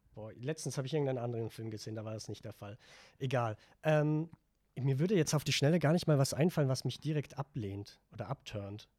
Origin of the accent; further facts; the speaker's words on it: Vorarlberg, Austria; moved away; ich komme eigentlich aus Vorarlberg